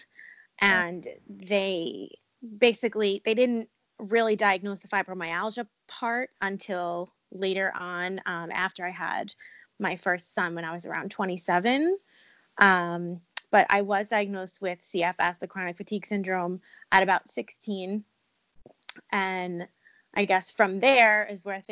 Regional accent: Long Island, New York, United States; also born or lived in Poconos, Pennsylvania; now in Pennsylvania, United States; I currently live in the Poconos in Pennsylvania, but I am originally from Long Island, New York

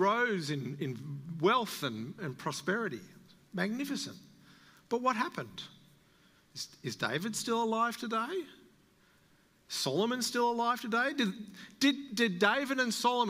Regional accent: Australia; as an Australian

